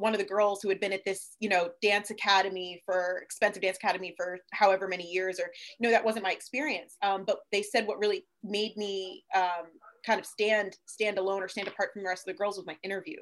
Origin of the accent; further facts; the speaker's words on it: Brigantine, New Jersey, United States; moved away; also born or lived in Delaware; I'm from Brigantine, which is a small island